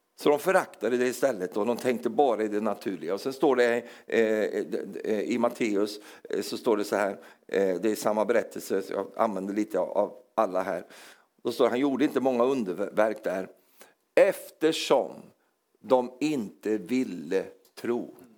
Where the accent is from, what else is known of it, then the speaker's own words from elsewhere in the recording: Sweden; accent: Swedish; Även om jag är som norsk på insidan så, så, så, låter jag svensk